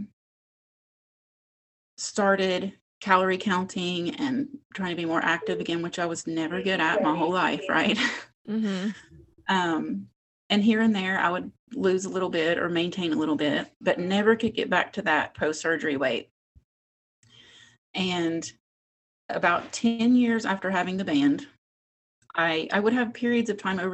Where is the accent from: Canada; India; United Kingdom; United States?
United States; West Virginia; moved away as an adult; now in Las Vegas, United States; I grew up in West Virginia, born and raised, but have now lived in Las Vegas for about 25 years.